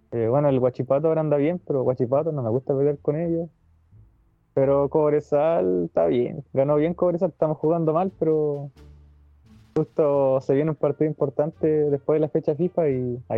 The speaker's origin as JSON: {"language": "Spanish", "town": "Purranque", "region": "Los Lagos", "country": "Chile", "tie": "born or raised there", "said": "en Purranqui, mi pueblo. Los fines de semana siempre vengo acá"}